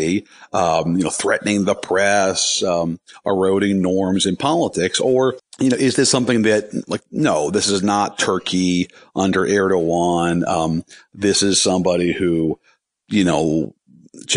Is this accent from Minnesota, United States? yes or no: no; Arlington, Virginia, United States; I grew up in Arlington, Virginia, and our hometown paper was the Washington Post